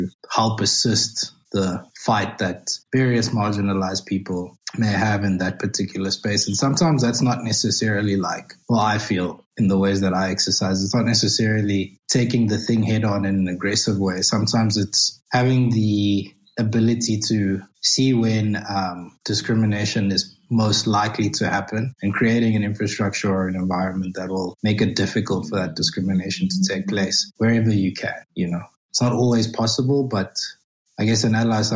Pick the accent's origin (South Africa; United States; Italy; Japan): South Africa; I'm a South African male.